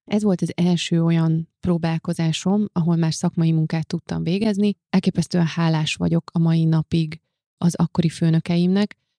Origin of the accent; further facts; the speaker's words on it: Hungary; moved away as an adult; also born or lived in Budapest; ugye ez Szent Miklóson volt, ahonnan én származom, és ahol a szüleimmel éltem egészen az egyetemi.